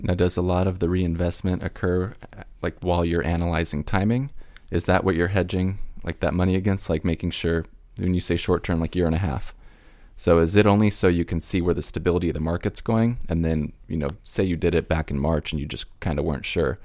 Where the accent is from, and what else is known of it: Huntington Beach, California, United States; born or raised there